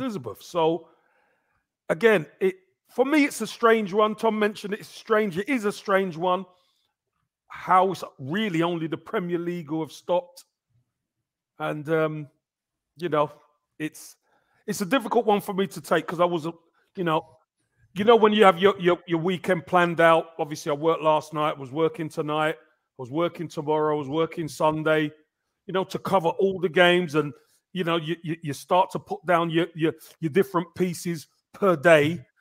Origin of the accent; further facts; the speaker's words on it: England, United Kingdom; growing up, that was a uniqueness to us being in England. Us being English